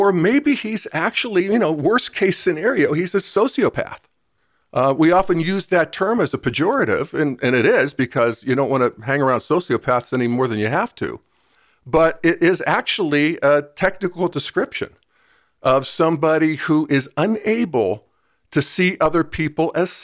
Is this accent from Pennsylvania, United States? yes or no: yes; Western Pennsylvania, United States; moved away; where I grew up in Western Pennsylvania.